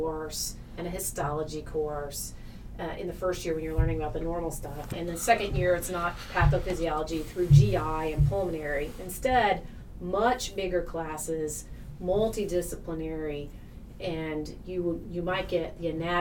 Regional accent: Tennessee, United States; moved away as an adult; now in Wisconsin, United States; although I'm originally from Tennessee

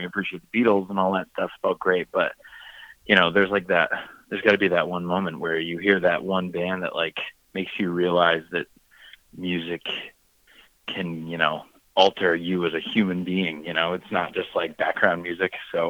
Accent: New Hampshire, United States; also born or lived in Boston, United States; I'm from Boston, Massachusetts, so I'm actually technically from New Hampshire, but whatever. So, around Boston, there's just a lot of bands.

